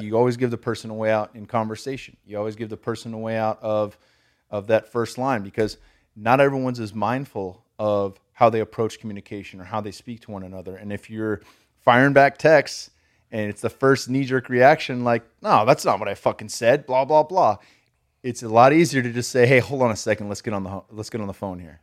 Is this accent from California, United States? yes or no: yes; California, United States; I'm from California